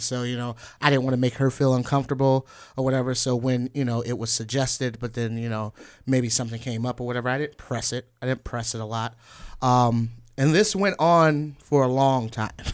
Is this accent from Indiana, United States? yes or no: yes; Northwest Indiana, United States; now in Chicago, United States; I'm from Northwest Indiana originally